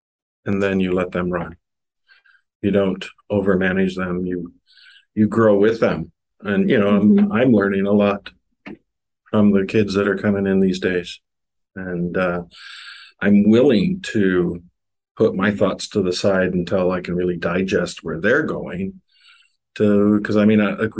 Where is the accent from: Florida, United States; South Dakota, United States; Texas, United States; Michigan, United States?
South Dakota, United States; Sioux Falls; also born or lived in Wahpeton, North Dakota; I moved from Wahpeton, North Dakota, small town, south of Fargo, about 50 miles to Sioux Falls in the middle of seventh grade.